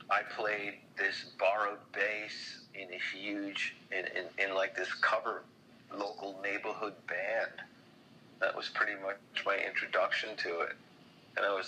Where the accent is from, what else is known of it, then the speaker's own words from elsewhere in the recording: Long Island, New York, United States; also born or lived in Brooklyn / Queens; I was born in Brooklyn, and I did some growing up in Queens, and then the family all moved us out to the family moved us all out to Long Island when I was a kid